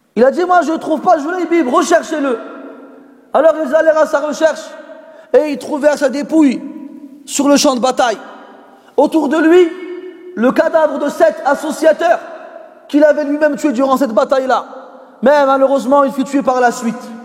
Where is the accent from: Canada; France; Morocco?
Morocco; en tant que Marocain formaté